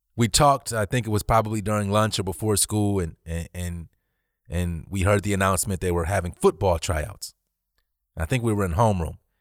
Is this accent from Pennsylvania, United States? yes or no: no; Cleveland, Ohio, United States; I'm born and raised in Cleveland